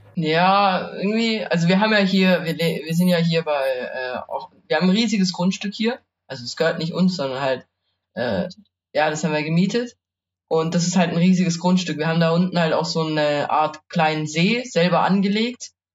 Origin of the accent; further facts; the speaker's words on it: Maichingen, Baden-Württemberg, Germany; moved away; bei uns in Meichen, wir haben ja zigtausend Fußballplätze